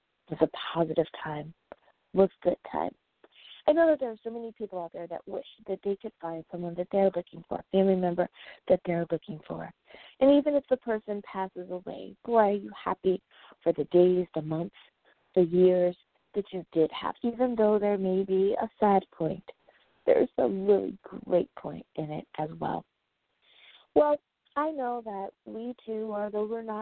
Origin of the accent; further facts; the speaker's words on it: United States; the USA, woohoo, my home country